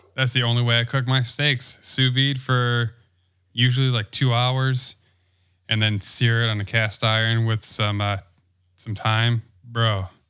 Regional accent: Wisconsin, United States; I'm from Wisconsin.

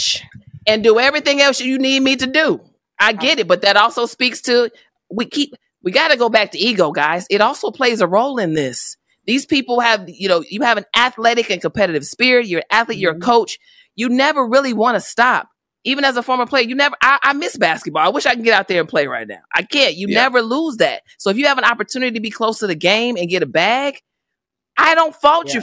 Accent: Chicago, Illinois, United States; I'm from Chicago.

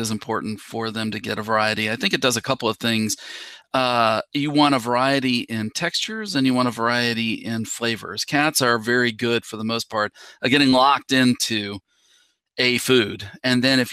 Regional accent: West Virginia, United States; moved away as an adult; also born or lived in Minnesota / Tennessee; now in Georgia, United States; I am originally from West Virginia

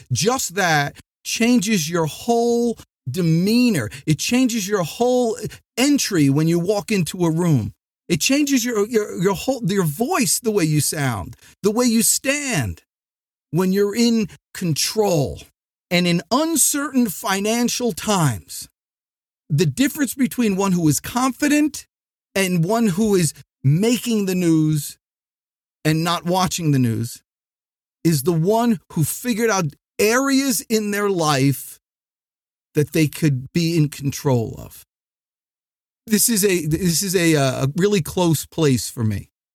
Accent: New Jersey, United States; now in Atlanta, United States; I'm from New Jersey

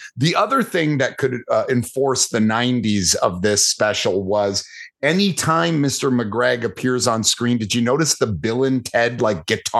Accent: Canada; As the Canadian, this is where I must insert myself into the conversation.

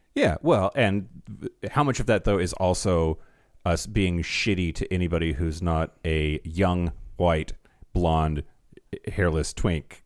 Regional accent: United States; accent: American; if you can't tell by my accent, y'all, I'm an American

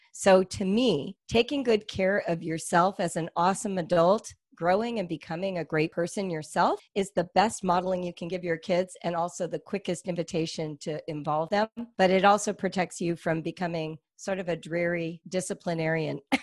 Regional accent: California, United States; we're from California

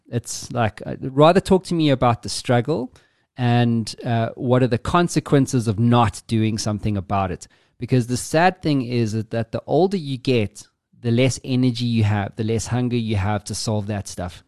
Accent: South Africa; me being South African

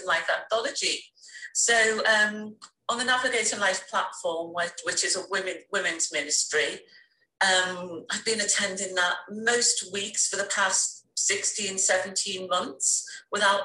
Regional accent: Liverpool, North West England, United Kingdom; now in London, United Kingdom; I am from the UK. I was born in Liverpool

